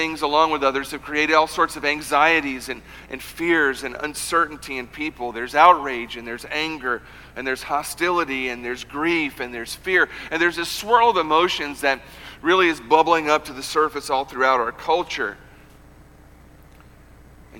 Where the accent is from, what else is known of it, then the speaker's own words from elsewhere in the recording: United States; American Christians